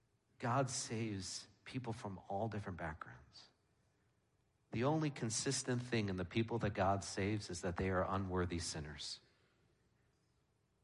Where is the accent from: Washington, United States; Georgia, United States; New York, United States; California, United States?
New York, United States; moved away; I'm from New York